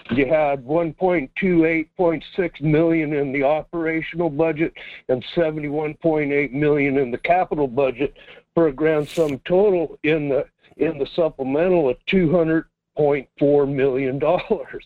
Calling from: Quinhagak, Alaska, United States; here in Quinhagak.

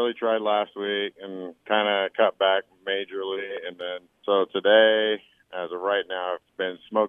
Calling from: Boone, Iowa, United States; from Boone.

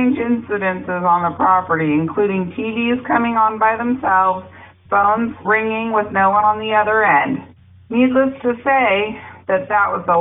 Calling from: Woodland, California, United States; I'm calling from Woodland, California

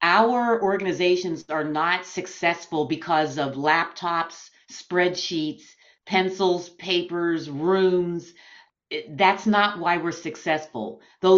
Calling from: Schwenksville, Pennsylvania, United States; I am speaking from Schwanksville, Pennsylvania, which is about 35, 40 miles outside of Philadelphia, Pennsylvania.

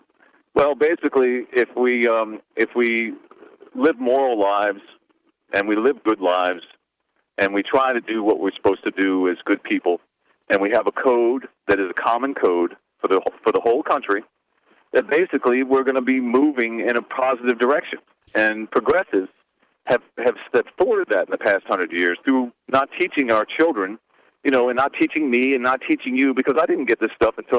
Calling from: Charlottesville, Virginia, United States; Hey, I'm in Charlottesville.

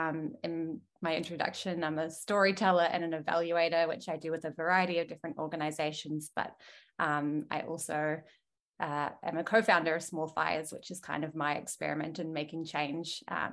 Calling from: Melbourne, Victoria, Australia; I'm dialing in from Wurundjeri Woiwurrung country, close to the Mary Mary in the north of Melbourne.

